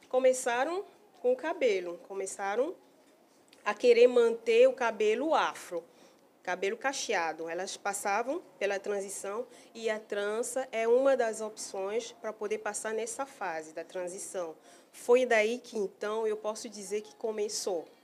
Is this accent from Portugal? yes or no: no; Cameroon; now in Manaus, Brazil; Eu vim de Camarões